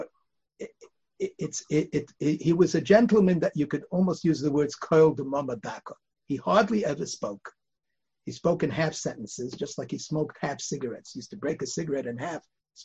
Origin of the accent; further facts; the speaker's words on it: New York City, New York, United States; also born or lived in Bialystok, Poland / Lodz, Poland; We grew up on the Upper West Side.